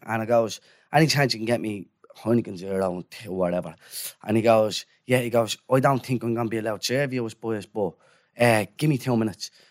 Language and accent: English; Dublin, Leinster, Ireland; This is Dublin Seven. Like, we're all from Dublin Seven.